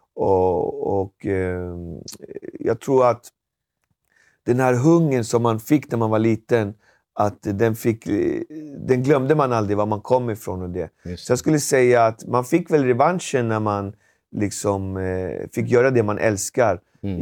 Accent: Alby, Stockholm County, Sweden; vi växte upp väldigt enkelt i Alby

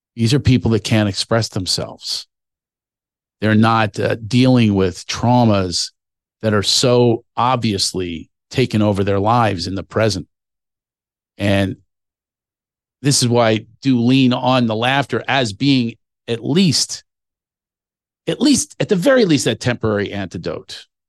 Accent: Philadelphia, Pennsylvania, United States; my hometown

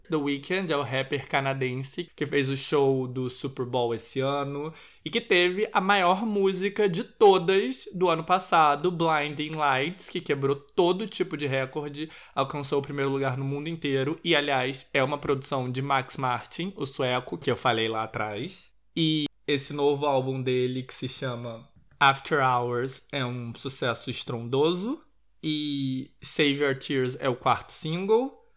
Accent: Rio de Janeiro, Brazil; eu sou da zona sul do Rio de Janeiro

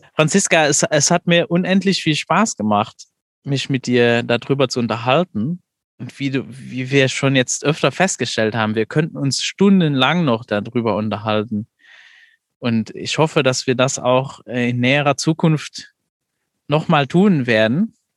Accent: Luxembourg; ich komme ja nicht aus Deutschland, aus der, aus der Perspektive in Luxemburg

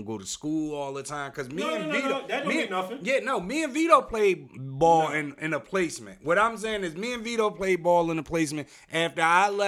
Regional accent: Philadelphia, Pennsylvania, United States; I always went to school in South Philly my whole life. You know what I mean? I'm from North, but I always went to school in South Philly

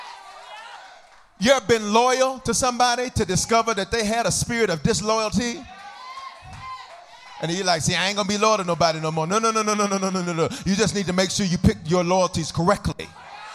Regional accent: the South, United States; I'm from the South, so we say babe on the end stuff.

